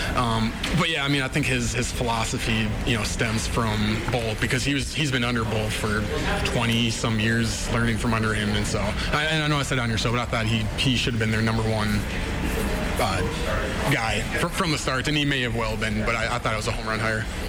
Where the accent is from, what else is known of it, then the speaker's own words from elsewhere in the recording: Breckenridge, Minnesota, United States; moved away; also born or lived in North Dakota; I'm from Breckners, Minnesota